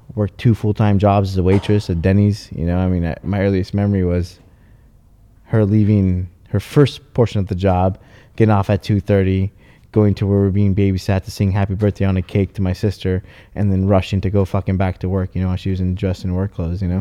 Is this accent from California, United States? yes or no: yes; Los Angeles, California, United States; I was born from East Los L A County Hospital